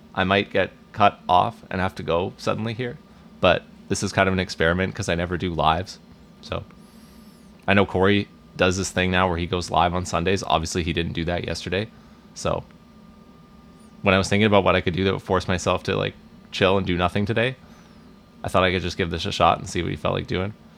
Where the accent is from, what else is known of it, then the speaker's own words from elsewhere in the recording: Vancouver, British Columbia, Canada; I, I grew up here